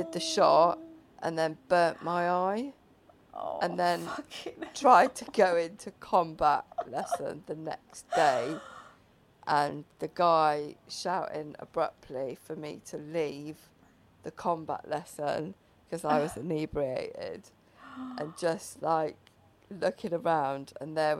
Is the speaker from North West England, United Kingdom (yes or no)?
no; Wales, United Kingdom; I was from Wales